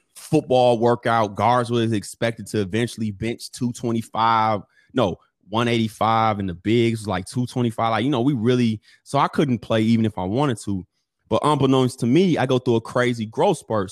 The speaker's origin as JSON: {"language": "English", "town": "Chicago", "region": "Illinois", "country": "United States", "tie": "born or raised there", "said": "I grew up technically always on the East Side. So the East Side of Chicago, for those of us that's from Chicago"}